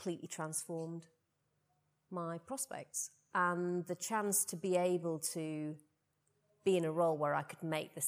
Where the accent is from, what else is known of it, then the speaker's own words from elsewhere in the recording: Rotherham, Yorkshire and the Humber, United Kingdom; moved away; also born or lived in Putney, London; growing up in Rotherham